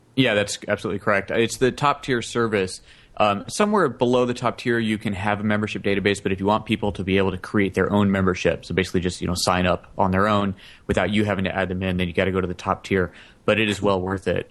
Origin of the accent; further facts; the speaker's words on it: United States; just as an American